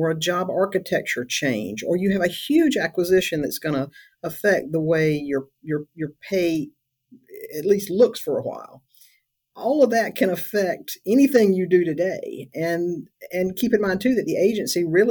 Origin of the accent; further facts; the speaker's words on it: South Carolina, United States; I'm from South Carolina